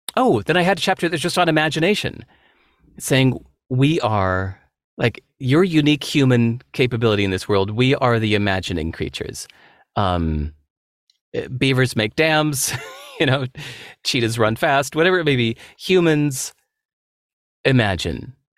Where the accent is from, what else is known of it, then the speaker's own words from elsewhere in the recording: Chicago, Illinois, United States; moved away; also born or lived in Singapore; I grew up mostly in Chicago